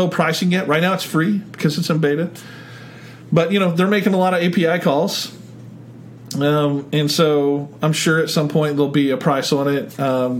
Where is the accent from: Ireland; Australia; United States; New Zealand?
United States; Oklahoma; I'm from Oklahoma